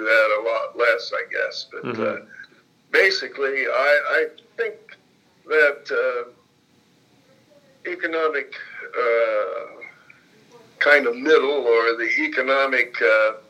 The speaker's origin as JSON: {"language": "English", "town": "Martinsville", "region": "Indiana", "country": "United States", "tie": "born or raised there", "moved": "yes", "lives_now": "Anna Maria, United States", "said": "growing up in Martinsville is there was no good side, bad side"}